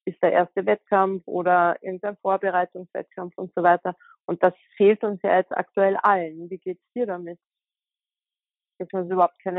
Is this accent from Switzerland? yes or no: no; Austria; Das ist ja bei uns in Österreich eigentlich eine ganz gute Möglichkeit